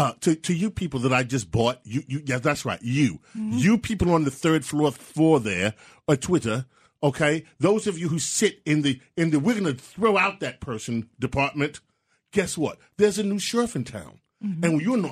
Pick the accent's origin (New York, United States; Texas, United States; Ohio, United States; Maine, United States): New York, United States; Okay, I am a Dallas Cowboy fan. Born and raised in New York. That's right. All my life.